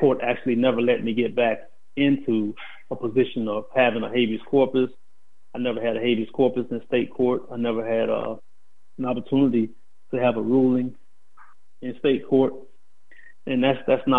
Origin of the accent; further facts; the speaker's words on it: Tampa, Florida, United States; moved away as an adult; also born or lived in Dawson, Georgia / West Virginia; I am from Tampa, Florida. I was born in Dawson, Georgia. Left Dawson, Georgia at the age of 2 and was raised in Tampa up until I went away.